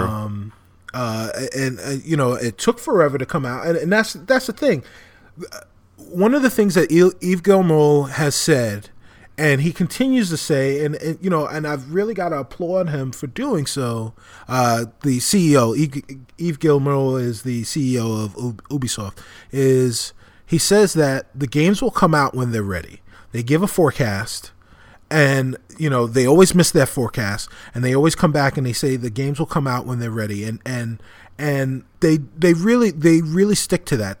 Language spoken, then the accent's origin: English; New York City, New York, United States; moved away as an adult; now in Chicago, United States; my hometown of, of New York City